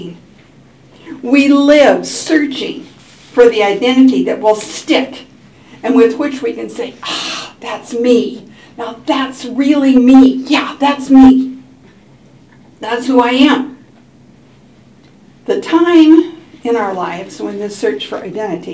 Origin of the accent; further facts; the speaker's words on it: Portland, United States; I grew up in Portland.